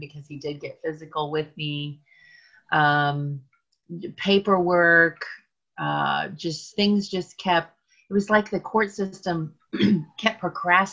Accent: Kansas City, United States; moved away as an adult; also born or lived in Atlanta, Georgia; I actually was born and raised in Kansas City

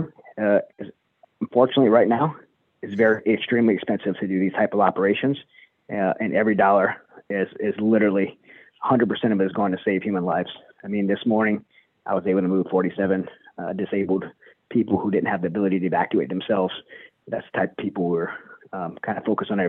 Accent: United States; I, as an American

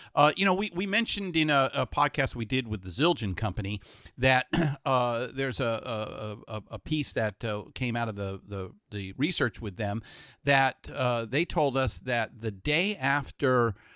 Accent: San Francisco, California, United States; I'm from San Francisco, so we we have our nice little wine country

